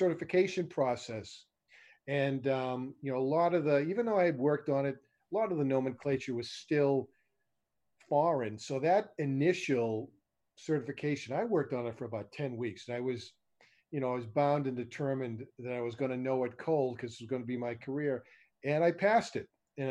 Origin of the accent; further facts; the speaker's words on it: Boston, Massachusetts, United States; moved away as an adult; now in Las Vegas, United States; I'm from originally from Boston, Massachusetts, in the East Coast. I moved out to Las Vegas in December of 2002.